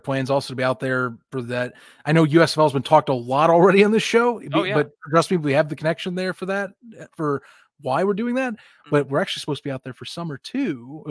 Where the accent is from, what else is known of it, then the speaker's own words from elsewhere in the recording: Indianapolis, Indiana, United States; I'm from Indianapolis